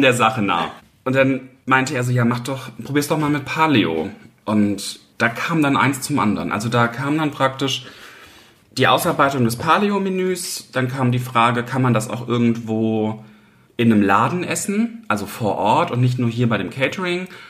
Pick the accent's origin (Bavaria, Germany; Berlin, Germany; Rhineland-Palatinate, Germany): Rhineland-Palatinate, Germany; Mainz; Ich bin gebürtig aus Mainz, ja. Also ich bin jetzt die letzten 31 Jahre durchgängig hier in Mainz gewesen